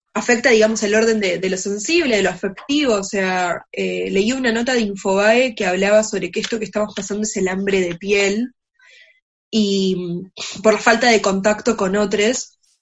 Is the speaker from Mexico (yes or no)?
no; Argentina